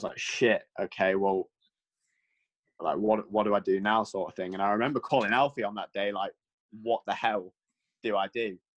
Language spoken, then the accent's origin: English; United Kingdom; being like a British kid